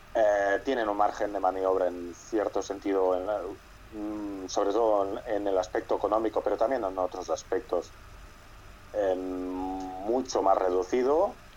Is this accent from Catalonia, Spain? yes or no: yes; Catalonia, Spain; yo soy catalán